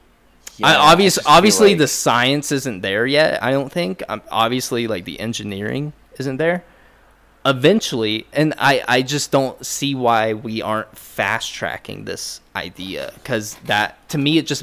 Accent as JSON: {"language": "English", "country": "United States", "said": "I'm American."}